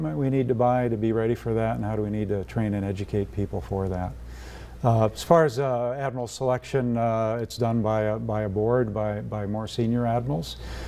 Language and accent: English; North Dakota, United States; moved away; here in my home state.